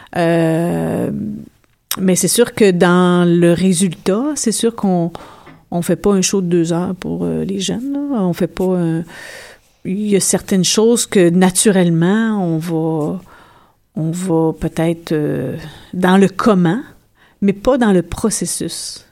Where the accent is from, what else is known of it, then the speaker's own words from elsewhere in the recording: Abitibi, Quebec, Canada; moved away; je viens d'une d'une région nordique, je viens de l'Abitibi